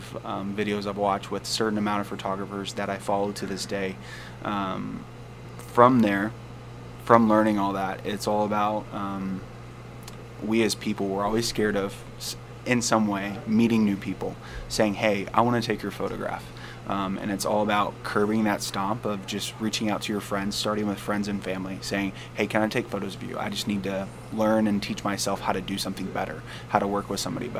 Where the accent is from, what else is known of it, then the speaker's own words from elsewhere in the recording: Nashville, Tennessee, United States; moved away as an adult; now in Quad Cities, United States; I'm not originally from here. I'm from Nashville, Tennessee originally. Moved to the Quad Cities about 2 years ago.